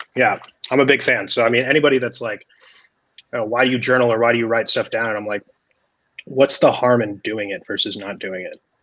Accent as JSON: {"language": "English", "region": "Colorado", "country": "United States", "tie": "born or raised there", "moved": "as an adult", "lives_now": "New York, United States", "said": "growing up in Colorado"}